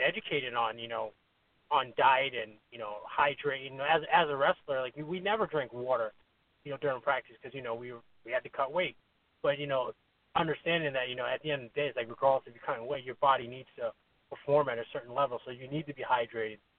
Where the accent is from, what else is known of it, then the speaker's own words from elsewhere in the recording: New York, United States; now in Connecticut, United States; I'm from New York, but you know, I live in Connecticut now.